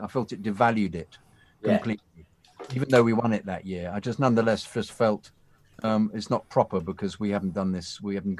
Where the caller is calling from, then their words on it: Canada; Nova Scotia, New Scotland. Greetings and salutations from Canada.